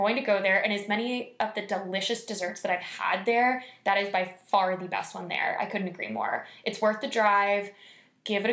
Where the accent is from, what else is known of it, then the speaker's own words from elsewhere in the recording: Tampa, Florida, United States; moved away as an adult; now in Orlando, United States; I'm from Tampa